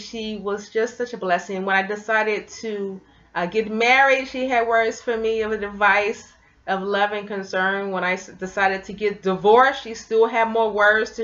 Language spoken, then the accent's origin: English; Memphis, Tennessee, United States; I grew up in Memphis, Tennessee